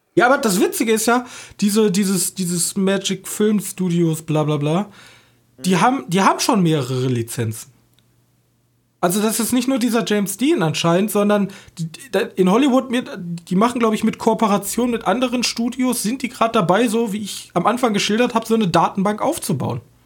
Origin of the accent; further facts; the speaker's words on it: Germany; wir als Deutsche